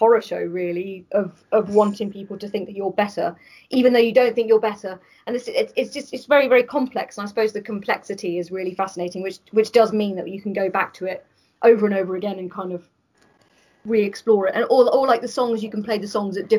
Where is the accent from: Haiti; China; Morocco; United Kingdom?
United Kingdom; Brighton, South East England; I grew up in Brighton.